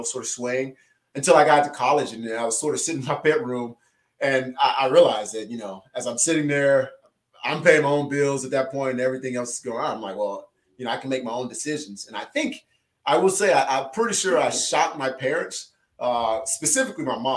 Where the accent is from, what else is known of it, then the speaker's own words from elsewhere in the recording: Louisiana, United States; I'm from Louisiana